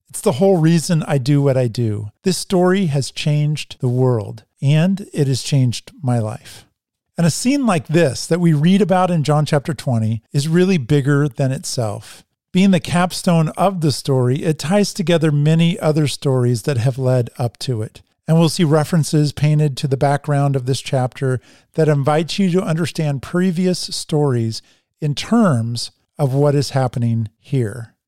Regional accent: Oregon, United States; We're Oregonians

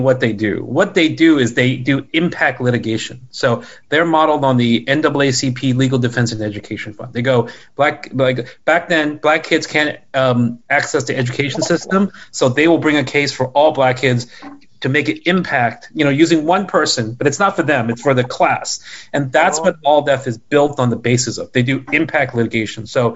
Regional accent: New York City, New York, United States; I grew up in Flushing, so I say this as someone who sees Flushing as their sort of home

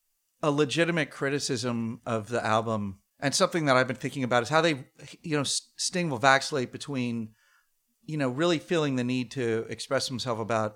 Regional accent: Beirut, Beirut Governorate, Lebanon; for me, the song is about Beirut, where I'd grown up, which at that point was going up in flames. My hometown was being vilified by the media as a terrorist stronghold

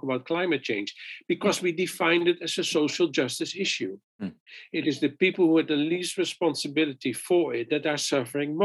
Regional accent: Netherlands; moved away as an adult; also born or lived in Philippines; I'm from Holland.

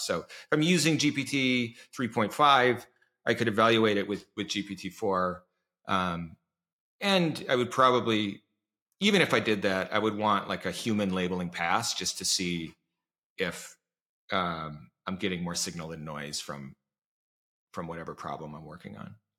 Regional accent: Iowa, United States; moved away; I grew up in Iowa

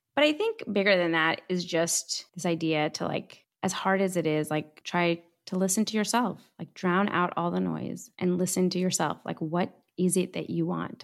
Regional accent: Southern California, United States; also born or lived in Iran; I grew up in Southern California, which has a very, was one of the largest Iranian diasporas in America.

